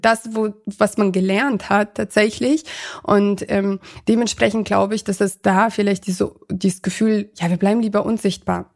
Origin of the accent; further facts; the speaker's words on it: Ankum, Lower Saxony, Germany; moved away as an adult; also born or lived in Kazakhstan; now in Hanover, Germany; da, wo ich quasi aufgewachsen bin, mhm. ähm, in Ankum